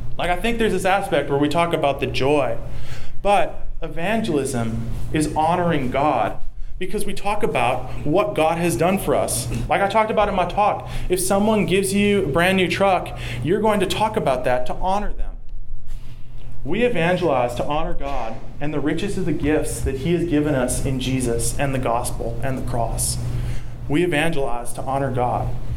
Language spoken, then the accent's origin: English; the South, United States; accent: southern; my southern accent